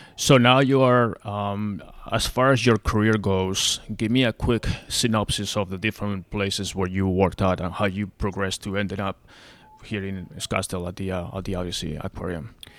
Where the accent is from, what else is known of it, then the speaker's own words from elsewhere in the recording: Spain; also born or lived in Arlington, Virginia / Fairfax County, Virginia; now in Arizona, United States; I'm from Spain, so I'm used to nice weather